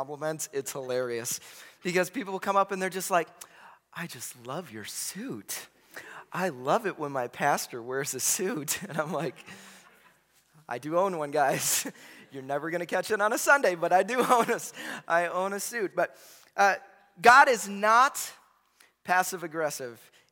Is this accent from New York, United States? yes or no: no; Chicago, Illinois, United States; I grew up in Chicago in the 90s.